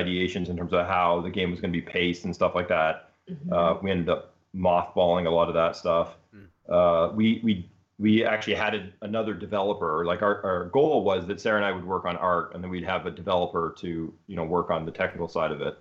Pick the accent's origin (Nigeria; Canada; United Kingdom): Canada; Ontario; moved away as an adult; also born or lived in Seattle; now in Berkeley, United States; We're originally Canadian. We grew up in Ontario, so eastern side of Canada, and then after university, came out to Seattle